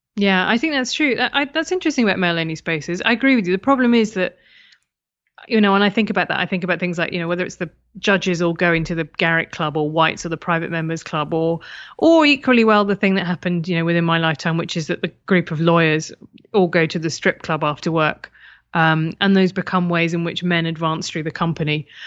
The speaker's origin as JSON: {"language": "English", "country": "United Kingdom", "said": "being British"}